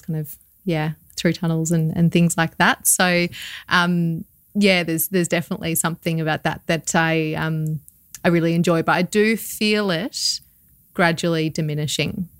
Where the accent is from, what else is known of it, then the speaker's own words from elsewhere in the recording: Australia; probably also being Australian and growing up around the sea